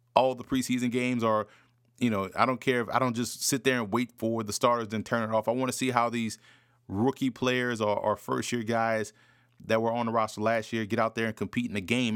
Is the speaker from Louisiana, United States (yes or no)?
yes; New Orleans, Louisiana, United States; I grew up in New Orleans, diehard Saints fan growing up